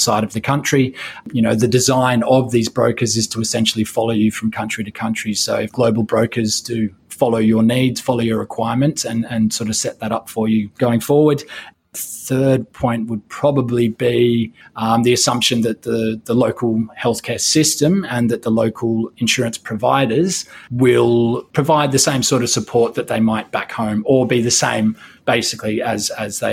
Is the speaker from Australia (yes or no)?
yes; Australia; now in Hong Kong; I'm also from Australia